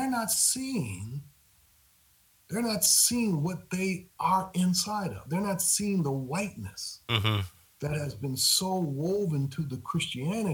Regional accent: Grand Rapids, Michigan, United States; moved away; I grew up in Grand Rapids, Michigan

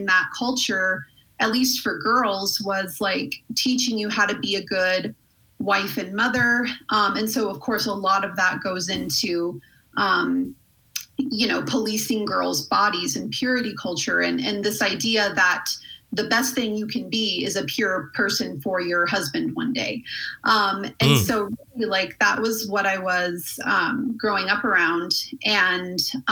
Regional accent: Colorado Springs, Colorado, United States; I grew up in Colorado Springs.

